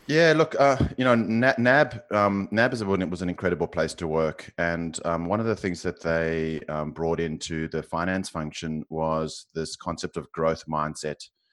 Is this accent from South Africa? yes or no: yes; South Africa; accent: South African; now in Australia; you can probably tell from my accent, I'm South African, um, living in Australia